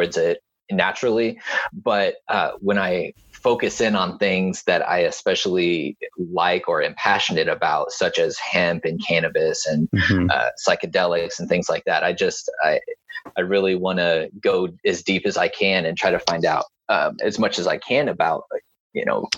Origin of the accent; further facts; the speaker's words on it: Topeka, Kansas, United States; I'm from Kansas. I was born in Topeka